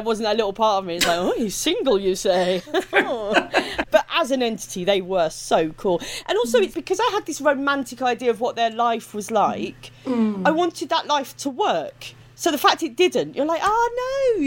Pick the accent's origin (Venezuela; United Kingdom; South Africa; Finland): United Kingdom; accent: Estuary; My accent's very estuary